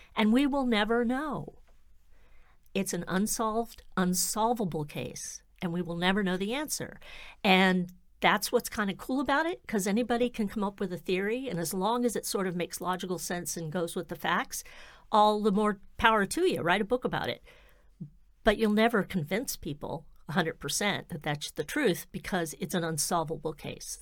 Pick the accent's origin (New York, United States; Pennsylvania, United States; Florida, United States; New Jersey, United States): Florida, United States; now in Massachusetts, United States; I'm from Florida, so, yeah, here I live in Massachusetts now